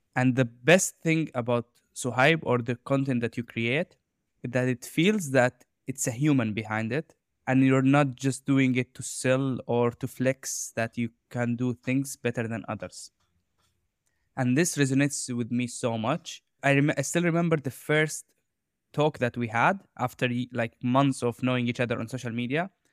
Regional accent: Jordan; I grew up in Jordan

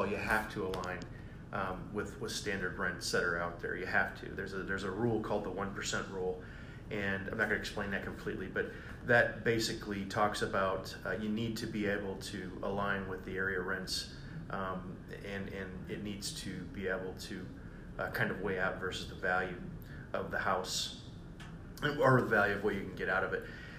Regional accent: Tampa Bay, Florida, United States; I come from Tampa Bay, and so I do kind of know what's going on in Tampa Bay. That's where I did most of my real estate investing, and of course, if you know anything about 2008, you understand why I moved to Ohio.

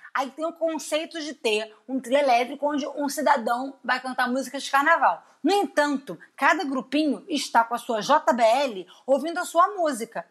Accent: Rio de Janeiro, Brazil; a gente é do Rio, a gente vive mais do é Rio.

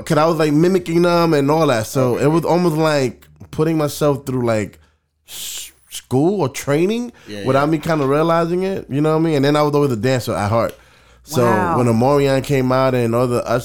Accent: New York City, New York, United States; I am from the Bronx, but I'm repping New York City

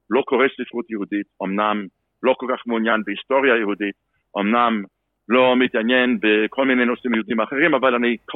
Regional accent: United States; moved away as an adult; also born or lived in Los Angeles; now in Israel; אני בא משם, משפחתך באה משם.

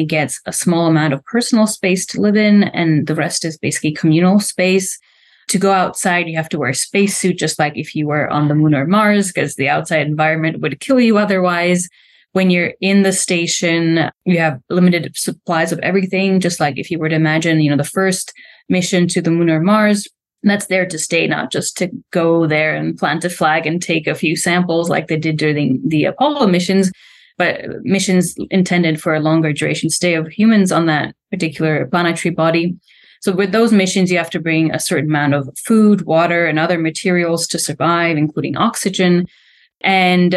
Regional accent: Slovakia; English is a second language; moved away as an adult; I'm from Slovakia, a country that doesn't have much of a space program going on. Definitely has much more now going on than it had when I was a little girl

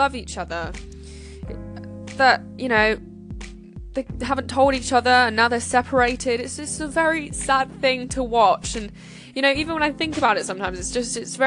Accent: United Kingdom; I'm British

